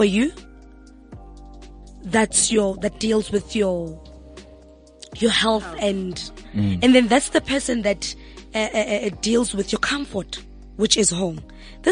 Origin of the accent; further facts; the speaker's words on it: Kagiso, Gauteng, South Africa; when we grew up back at home in Kagiso, I'm from the West Rand